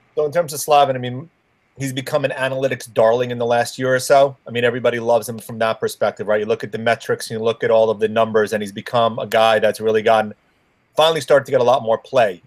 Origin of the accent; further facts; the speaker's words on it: Merrick, New York, United States; my hometown, mm-hmm. where I live out in Merrick